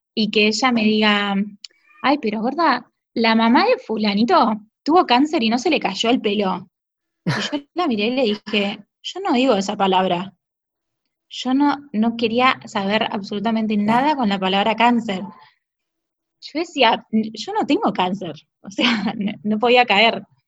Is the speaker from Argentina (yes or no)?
yes; Bahía Blanca, Buenos Aires Province, Argentina; Yo de chiquita vivía en Buenos Aires y nací en Buenos Aires pero siempre vine mucho porque tengo familia acá eh, y viví ocho años de mi adolescencia